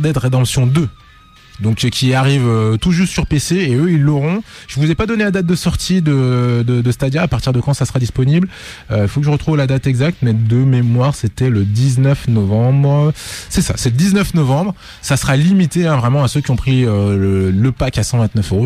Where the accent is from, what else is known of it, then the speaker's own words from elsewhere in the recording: Lyon, Auvergne-Rhône-Alpes, France; on est de Lyon.